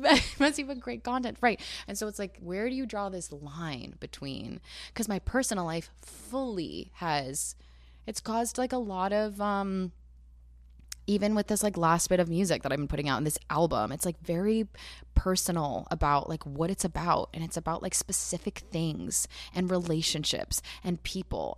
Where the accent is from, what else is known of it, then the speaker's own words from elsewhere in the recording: New Jersey, United States; I'm from Jersey